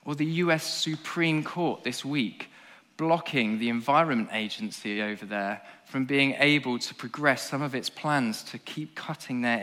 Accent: England, United Kingdom; as an Englishman

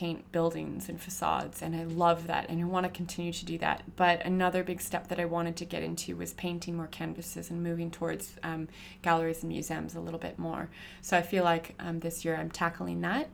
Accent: California, United States; now in Australia; I'm from California

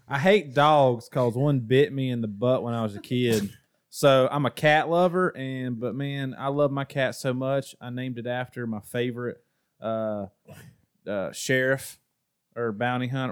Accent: Ohio, United States; now in North Carolina, United States; originally from the great state of Ohio, um, but I moved down to North Kakalaki

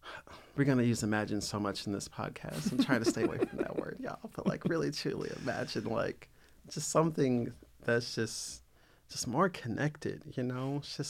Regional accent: the South, United States; I grew up in the South.

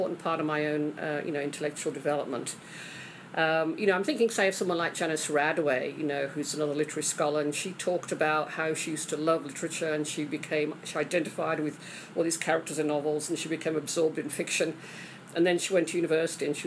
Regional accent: England, United Kingdom; moved away; I grew up in England

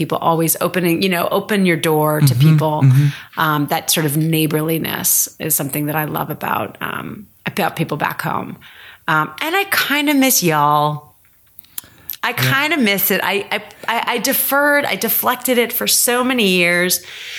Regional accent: Connecticut, United States; Like, we came from Connecticut and everybody, like, Connecticut is East Coast.

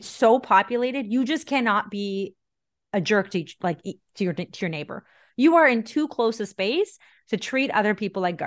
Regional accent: India; now in North America; I'm still Indian. I was born and raised there.

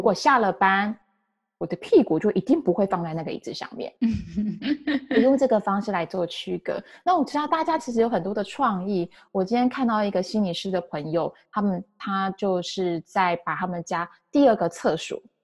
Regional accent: Taiwan; first language Chinese; now in San Francisco Bay Area, United States; 我来自台湾，然后中文是我的母语

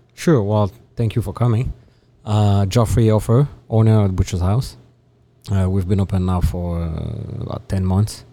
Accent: France; moved away; I am from France.

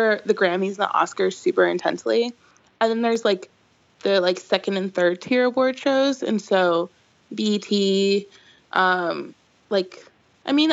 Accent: Chicago suburbs, Illinois, United States; I grew up in the Chicago suburbs

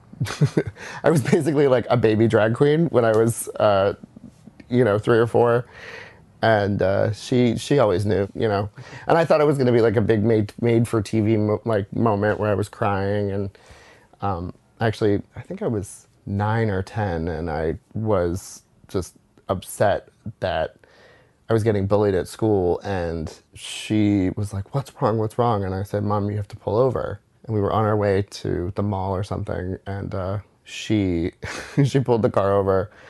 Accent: West Chester, Pennsylvania, United States; moved away; also born or lived in New Orleans / Jersey City; I grew up 45 minutes outside of Philadelphia in a town called Westchester, Pennsylvania

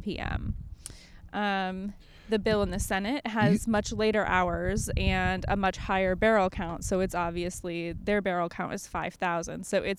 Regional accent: Illinois, United States; now in Maryland, United States; I'm originally from Illinois. I don't have like the best Maryland way to measure that.

